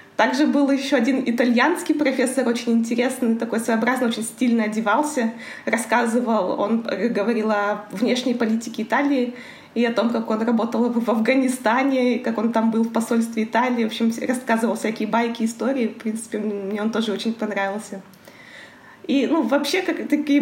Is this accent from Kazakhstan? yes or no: yes; Karaganda, Karaganda Region, Kazakhstan; moved away as an adult; also born or lived in Astana, Kazakhstan; now in Milan, Italy; Я родилась в Караганде. Город большой, я никогда не жила в поселках